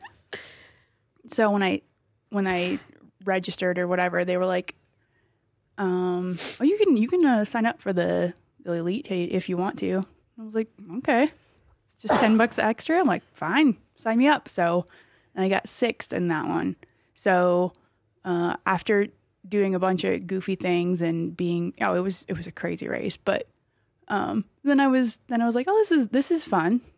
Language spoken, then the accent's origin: English; Wisconsin, United States; now in Colorado Springs, United States; I'm from Wisconsin